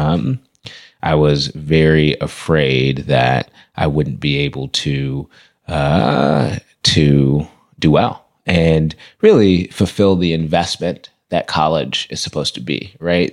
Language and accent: English; Berkeley, California, United States; I grew up in Berkeley, started elementary school at Craigmont, in Berkeley